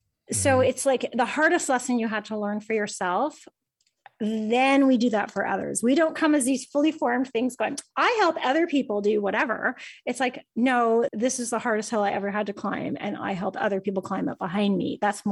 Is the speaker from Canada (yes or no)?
yes; Canada; Is that how I pronounce it? I'm Canadian.